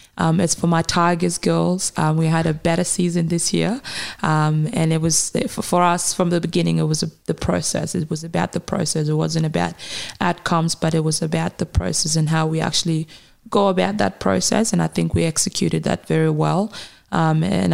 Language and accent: English; Kenya; also born or lived in South Sudan; now in Australia; I am a young South Sudanese woman who obviously is Australian now, but almost I'm also Kenyan. I grew up in Kenya for many years